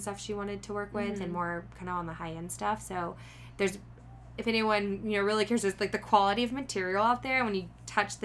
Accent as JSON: {"language": "English", "area": "Houston", "region": "Texas", "country": "United States", "tie": "born or raised there", "also_born_or_lived": "Bondi, Sydney, Australia / Los Angeles", "moved": "as an adult", "said": "I grew up in Houston, Texas, actually like 45 minutes of Houston. So it was a very small suburban town"}